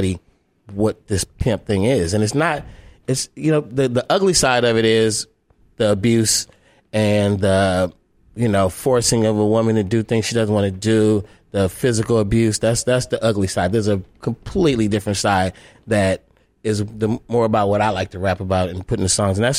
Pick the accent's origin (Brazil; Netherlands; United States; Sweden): United States; Oakland, California; I'm from Oakland